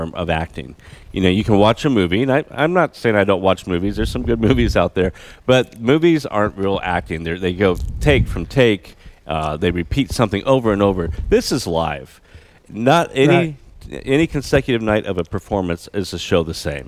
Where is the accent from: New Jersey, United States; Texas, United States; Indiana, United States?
Indiana, United States; Indiana born and bred